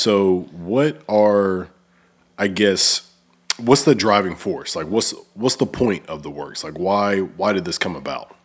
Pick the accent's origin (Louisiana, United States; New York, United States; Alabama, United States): Alabama, United States; Oneonta; moved away as an adult; now in Memphis, United States; I'm actually from a, like, a really small town, and, um, it's about, like, six thousand people is Oneonta, Alabama